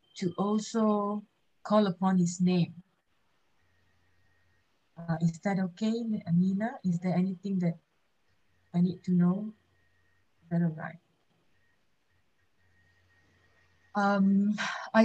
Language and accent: English; Malaysia; we are Malaysian